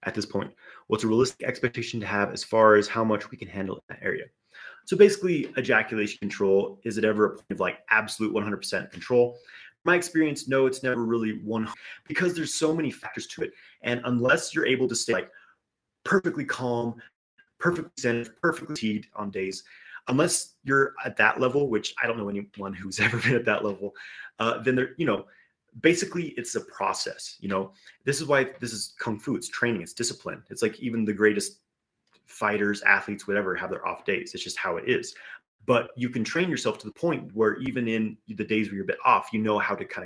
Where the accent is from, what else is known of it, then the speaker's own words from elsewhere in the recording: Idaho, United States; moved away as an adult; I was born and raised in Idaho, but, I left Idaho for the time being.